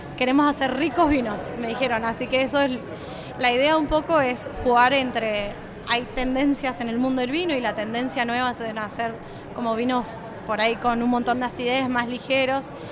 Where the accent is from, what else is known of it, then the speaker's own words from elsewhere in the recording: Argentina; accent: Mendoza tonada; also born or lived in Napa, California, United States / Buenos Aires / Mendoza; Crecí acá en Argentina, estudié y cuando terminé de estudiar yo trabajaba de sommelier